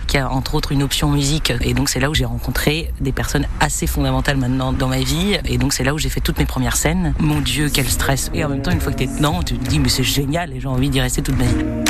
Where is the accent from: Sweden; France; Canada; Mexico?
France; Saint-Nazaire, Pays de la Loire; je suis née à Saint-Nazaire, j'ai tout vécu à Saint-Nazaire